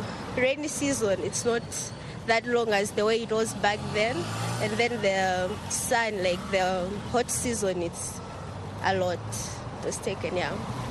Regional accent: Malawi; from Malawi.

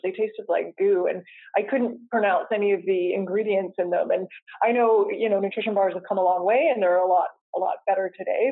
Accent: Coquitlam, British Columbia, Canada; I grew up in Coquitlam

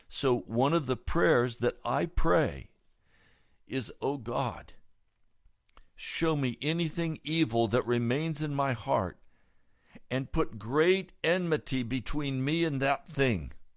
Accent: United States; I'm an American

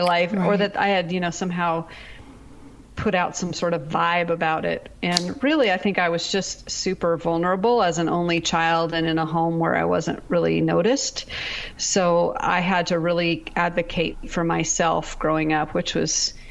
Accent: Pacific Northwest, United States; moved away as an adult; also born or lived in Seattle area / Texas; I'm from the Pacific Northwest

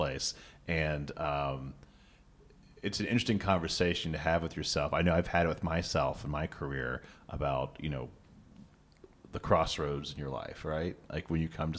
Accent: Cincinnati, Ohio, United States; I'm from Cincinnati.

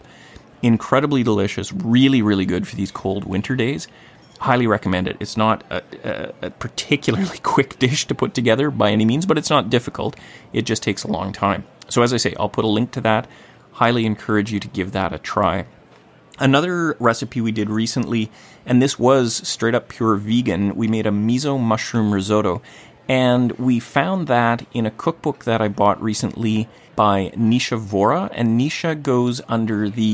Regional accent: Gibsons, British Columbia, Canada; my hometown of Gibsons, BC on the Sunshine Coast

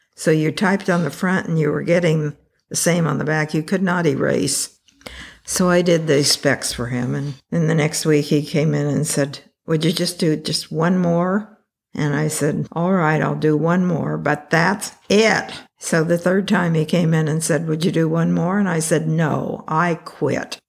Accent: Taft, California, United States; I grew up in Taft, California. Well, not even in Taft, outside of Taft

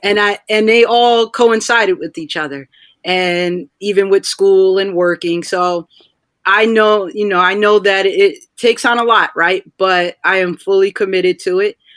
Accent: Rahway, New Jersey, United States; also born or lived in Tallahassee, Florida; I am from Rahway

